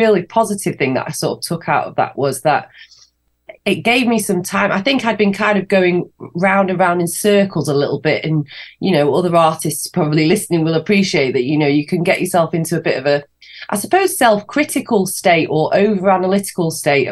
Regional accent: Manchester, North West England, United Kingdom; the album launch show in Manchester, in my hometown

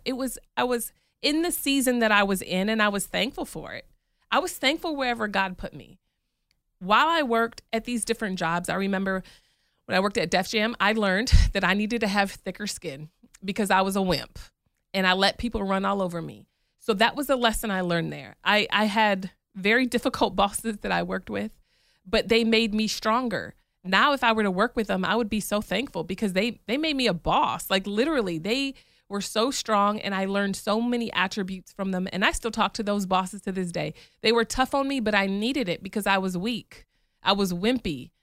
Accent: Michigan, United States; moved away as an adult; also born or lived in New York; now in Atlanta, United States; I grew up in Michigan

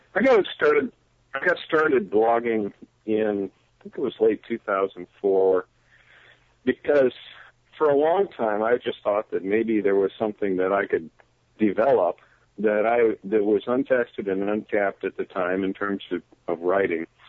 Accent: Michigan, United States; moved away; I, I am from Michigan originally

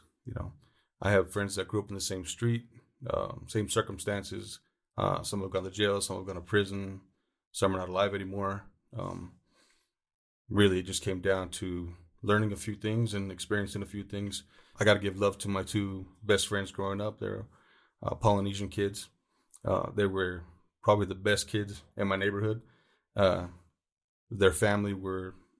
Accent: Los Angeles, California, United States; I was born and raised in Los Angeles, California.

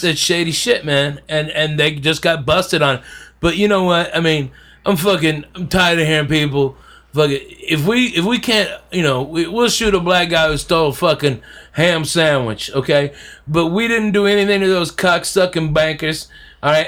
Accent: the South, United States; I'm a Southerner

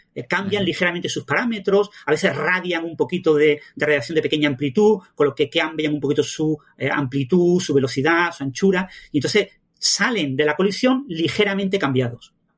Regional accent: Mijas, Andalusia, Spain; also born or lived in Málaga; yo nací en Mijas

